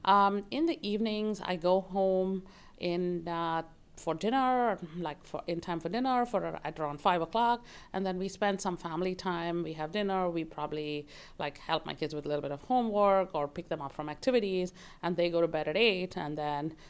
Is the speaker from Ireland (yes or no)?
no; Bangalore, Karnataka, India; moved away as an adult; now in United States; I grew up in Bangalore, India. I lived there for the first 22 years of my life, and then I moved to the United States